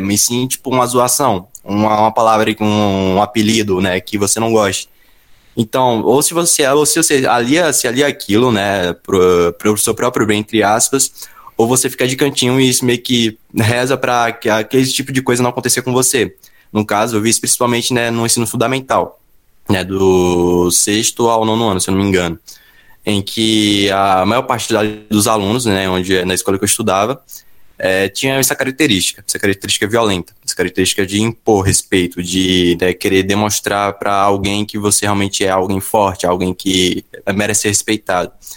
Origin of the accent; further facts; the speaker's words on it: Bahia, Brazil; lá na minha região, a Bahia